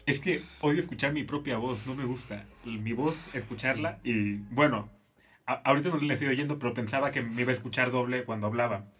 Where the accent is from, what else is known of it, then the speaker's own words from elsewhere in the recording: Guerrero, Mexico; also born or lived in Zihuatanejo; now in Mexico City, Mexico; Yo soy del estado de Guerrero